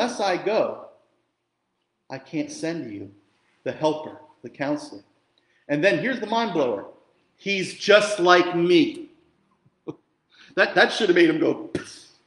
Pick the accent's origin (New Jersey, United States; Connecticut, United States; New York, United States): New Jersey, United States; Jersey Shore; I grew up in the Jersey Shore